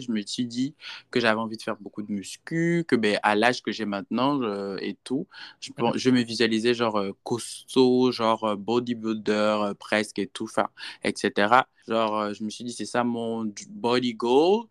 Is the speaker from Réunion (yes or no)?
no; Gabon; moved away as an adult; now in Houston, United States; je suis Gabonais, mais je réside aux États-Unis, précisément à Houston, Texas, depuis, euh, cinq ans maintenant